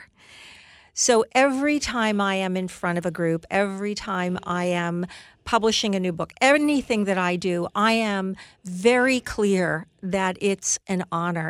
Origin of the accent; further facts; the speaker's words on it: United States; I am an American marketer.